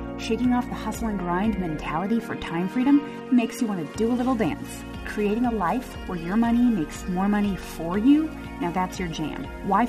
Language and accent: English; Phoenix, Arizona, United States; moved away as an adult; now in Northeast, United States; I grew up in Phoenix